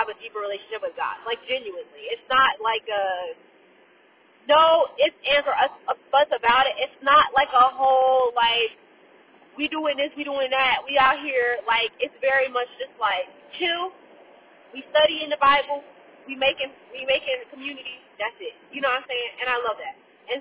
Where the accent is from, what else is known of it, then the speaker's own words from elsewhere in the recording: Fort Myers, Florida, United States; moved away as an adult; I would prefer to be back in my hometown because all of my intimate circle is back home. Like, my best friend, Jasmine, Kamari, my family are all back home. And so the people that I actually want to develop deeper relationships with are in Fort Myers